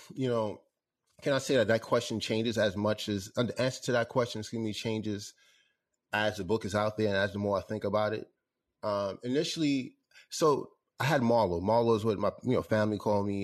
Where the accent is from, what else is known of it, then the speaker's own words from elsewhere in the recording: New York, United States; growing up in New York